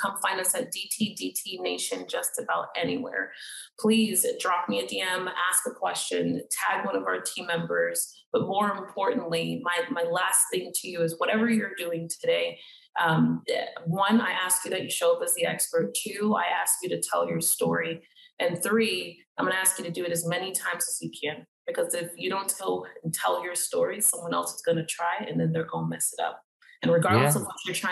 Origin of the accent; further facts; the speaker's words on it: Miami, Florida, United States; I'm from Miami